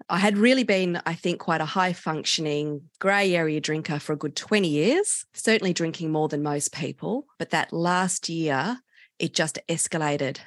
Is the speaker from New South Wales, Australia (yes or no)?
no; Canberra, Australian Capital Territory, Australia; I grew up in Canberra and we all started drinking our group at the age of 14